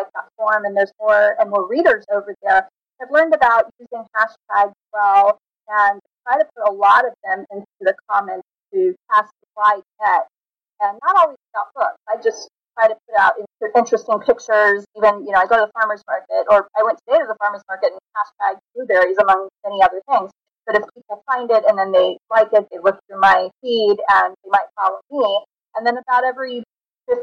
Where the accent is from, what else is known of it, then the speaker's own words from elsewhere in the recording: United Kingdom; I'm the Brit